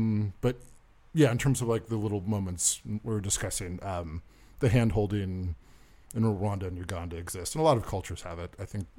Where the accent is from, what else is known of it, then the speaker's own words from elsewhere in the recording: United States; born there; because I was born in the America lands.